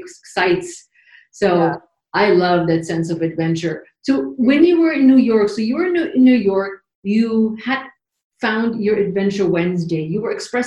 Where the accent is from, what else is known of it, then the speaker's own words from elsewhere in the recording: Germany; moved away as an adult; now in United States; I'm from Germany, so I've been in the States for about 32, 33 years now